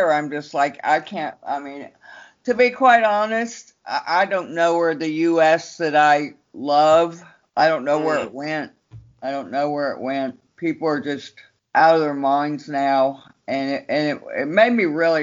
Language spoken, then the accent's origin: English; Austin, Texas, United States; moved away as an adult; also born or lived in Los Angeles, California; now in Berlin, Germany; I grew up in Austin, Texas